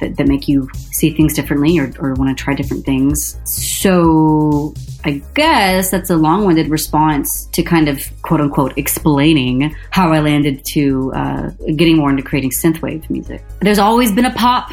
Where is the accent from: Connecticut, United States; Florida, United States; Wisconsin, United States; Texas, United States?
Texas, United States; Dallas; I was born and raised in Dallas